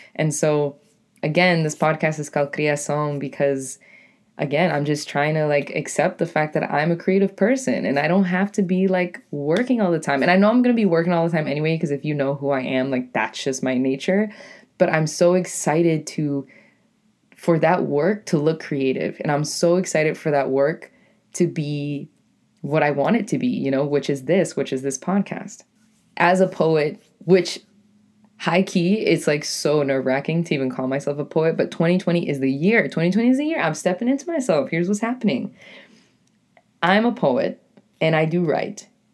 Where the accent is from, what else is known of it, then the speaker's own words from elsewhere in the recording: New England, United States; accent: New England; my New England accent